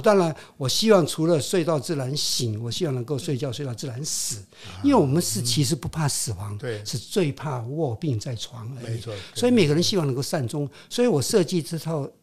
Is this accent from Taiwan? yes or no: no; Hong Kong; first language Hokkien; Chinese is a second language; moved away; also born or lived in Quanzhou, Fujian, China; 我到了香港，我讲广东话。是。啊，我的同学都是广东人